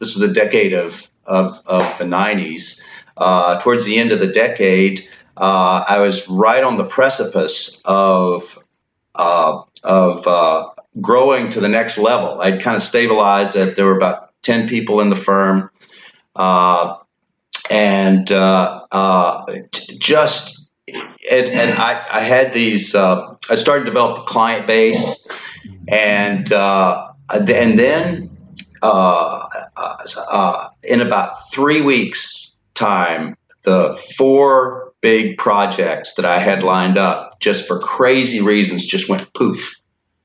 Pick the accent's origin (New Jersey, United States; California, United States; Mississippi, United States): Mississippi, United States; Hattiesburg; also born or lived in Washington, D.C.; Moved back to Hattiesburg, Mississippi, my hometown